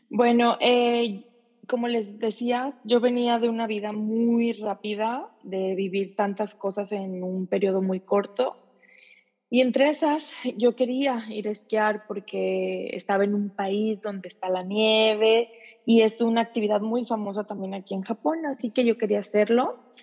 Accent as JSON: {"language": "Spanish", "country": "Mexico", "moved": "as an adult", "lives_now": "Japan", "said": "soy mexicana"}